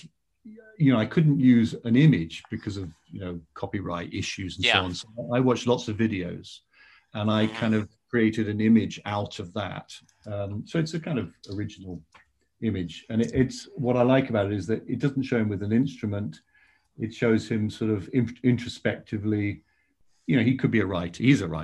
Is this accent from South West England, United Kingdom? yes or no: yes; South West England, United Kingdom; which starts with going past …'s memorial in my hometown